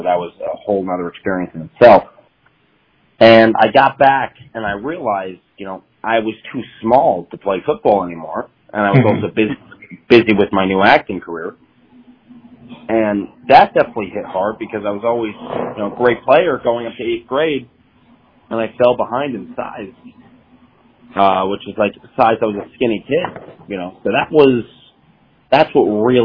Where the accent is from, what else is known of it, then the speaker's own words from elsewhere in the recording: Franklin Lakes, New Jersey, United States; also born or lived in North Haledon, New Jersey; I grew up in a small town in Jersey called North Haven, but spent most of my time in the neighboring town, which is Franklin Lakes